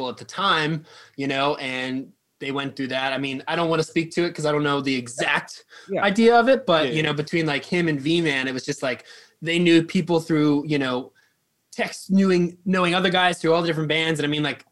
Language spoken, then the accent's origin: English; Quakertown, Pennsylvania, United States; also born or lived in Philadelphia, United States; I grew up in Quakertown